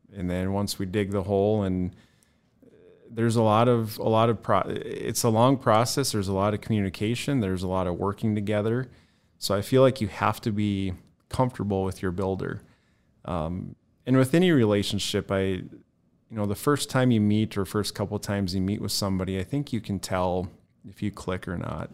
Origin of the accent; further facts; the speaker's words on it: Bismarck, North Dakota, United States; also born or lived in Mandan; I was born and raised in Bismarck, Mandan